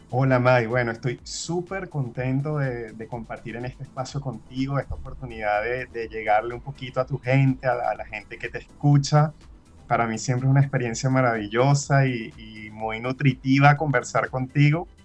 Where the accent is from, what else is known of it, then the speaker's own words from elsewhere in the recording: Venezuela; now in Chile; al ser venezolano